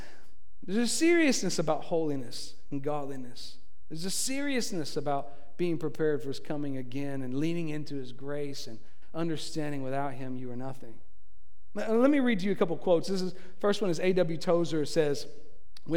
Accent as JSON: {"language": "English", "region": "Tennessee", "country": "United States", "moved": "yes", "lives_now": "Florida, United States", "said": "I'm from Tennessee"}